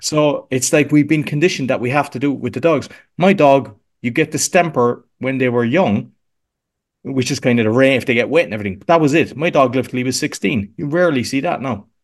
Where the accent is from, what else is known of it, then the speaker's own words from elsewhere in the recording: Cork, Munster, Ireland; accent: Irish; moved away as an adult; now in Łódź, Poland; I'm here sixteen years, but I'm originally from Cork in Ireland.